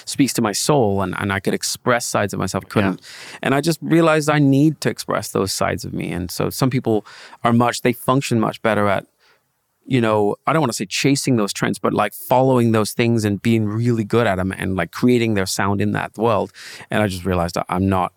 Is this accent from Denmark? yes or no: yes; Denmark; moved away as an adult; now in Los Angeles, United States; I grew up in Denmark